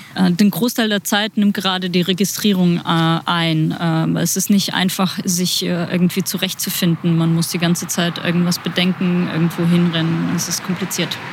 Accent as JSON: {"language": "German", "region": "Kyiv", "country": "Ukraine", "second_language": "German", "moved": "as an adult", "lives_now": "Berlin, Germany", "said": "ich komme aus Kiew"}